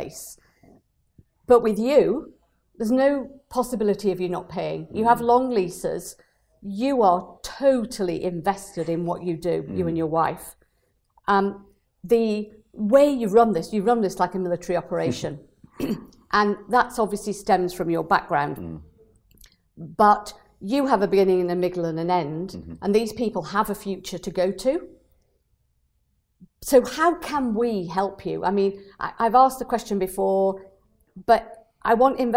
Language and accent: English; Burnley, North West England, United Kingdom; moved away; I come from Burnley originally